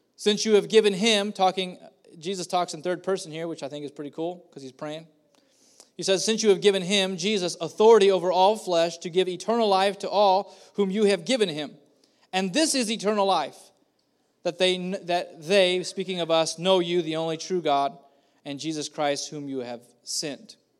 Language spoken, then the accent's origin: English; Madera, California, United States; also born or lived in Kerman, California; I grew up here in Madera at, starting at the age of eleven. We had moved from the beautiful, beautiful, uh, metroplex of Kerman, and we moved here.